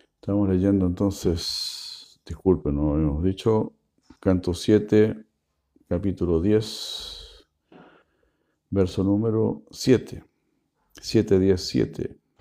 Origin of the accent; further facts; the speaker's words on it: Argentina; como buenos argentinos que somos